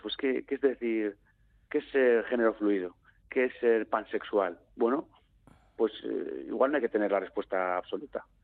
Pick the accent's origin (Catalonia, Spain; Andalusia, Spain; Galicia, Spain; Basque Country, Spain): Basque Country, Spain; Yo me puedo etiquetar como vasco, como Euskaldun